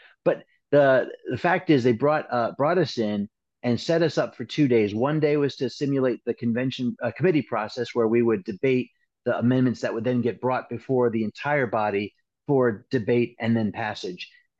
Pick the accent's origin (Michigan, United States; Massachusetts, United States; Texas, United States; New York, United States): Massachusetts, United States; Whitman; I'm from Massachusetts. I'm from a small town called Whitman, Massachusetts. And I was I ran in 2010. I was 40 years old.